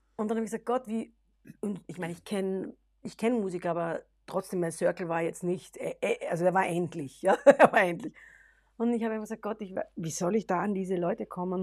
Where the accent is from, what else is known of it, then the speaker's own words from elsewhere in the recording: Austria; first language German; unsere Identität als genau. Österreicher